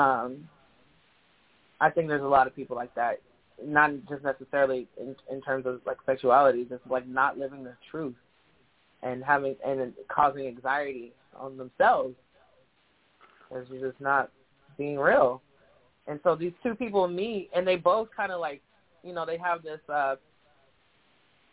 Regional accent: San Diego, California, United States; moved away as an adult; now in San Francisco Bay Area, United States; I'm born and raised in San Diego

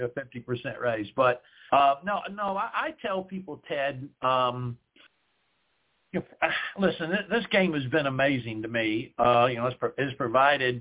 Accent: South Carolina, United States; the countryside where I grew up in South Carolina

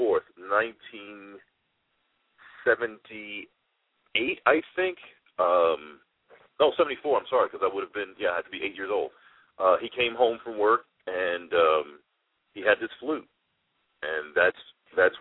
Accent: New York City, New York, United States; I am a product of the South Bronx. I grew up in the Patterson Projects in the South Bronx.

